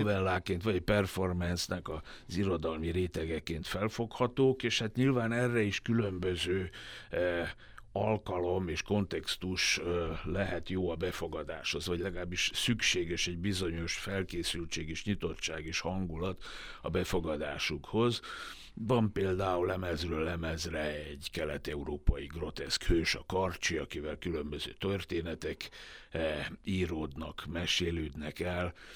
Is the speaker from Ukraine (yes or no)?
no; Vojvodina, Serbia; moved away; vajdasági magyarként